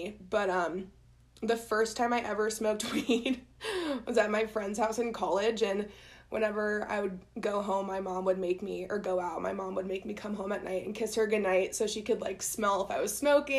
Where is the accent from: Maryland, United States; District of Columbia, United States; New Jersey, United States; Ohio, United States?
Ohio, United States; Columbus; moved away as an adult; now in Colorado, United States; Yeah, I'm from Columbus, Ohio. Yeah, and moved here right after college, got a job at a PR firm